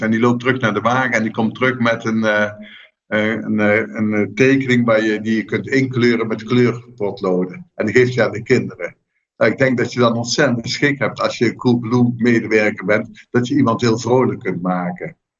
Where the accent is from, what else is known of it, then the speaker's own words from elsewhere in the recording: southern Netherlands, Netherlands; Ik kom uit Zuid-Nederland